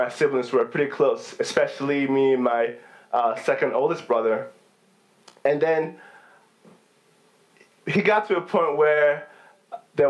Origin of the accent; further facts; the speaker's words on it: Nigeria; now in United States; growing up in Nigeria was pretty fun